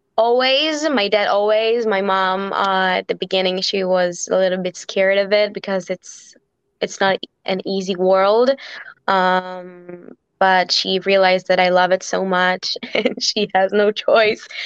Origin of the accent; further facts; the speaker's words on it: Israel; growing up in Israel